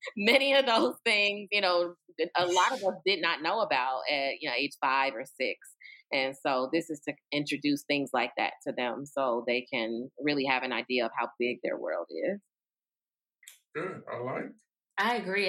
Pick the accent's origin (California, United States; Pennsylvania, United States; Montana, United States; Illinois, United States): Illinois, United States; Chicago; I am from Chicago